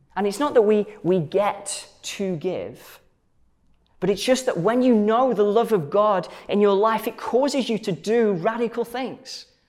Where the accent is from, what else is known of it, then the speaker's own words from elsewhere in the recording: Stoke-on-Trent, West Midlands, United Kingdom; I grew up um, as part of a church um, in uh, Stoke-on-Trent, where, where I'm from